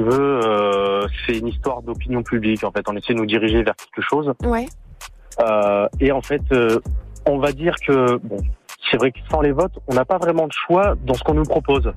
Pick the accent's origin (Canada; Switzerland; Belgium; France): France; also born or lived in Marseille; je suis né en France, je suis d'origine tunisienne